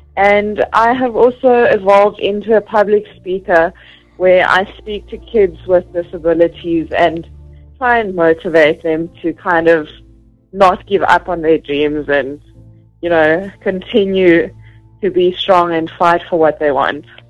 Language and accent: English; Vereeniging, Gauteng, South Africa; now in Johannesburg, South Africa; I was born in Gauteng in uh, Vereniging. It's along the Vaal River, and that's where I was brought up.